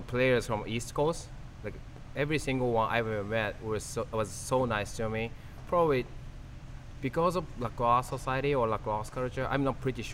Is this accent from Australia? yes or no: no; Tokyo, Japan; English is a second language; moved away as an adult; also born or lived in Canada; I was born in Tokyo and raised in Tokyo